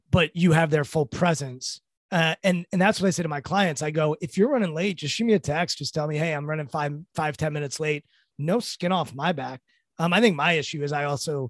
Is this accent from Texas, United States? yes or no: no; Washington, District of Columbia, United States; I'm from Washington, D.C., and I grew up, I was born in the 80s